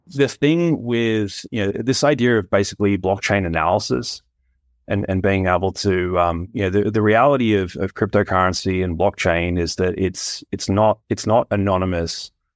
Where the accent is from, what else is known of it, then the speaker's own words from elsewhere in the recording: Australia; my home country